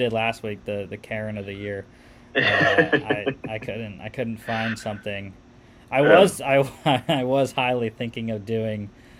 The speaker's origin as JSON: {"language": "English", "region": "Northeast", "country": "United States", "said": "we're both from the Northeast"}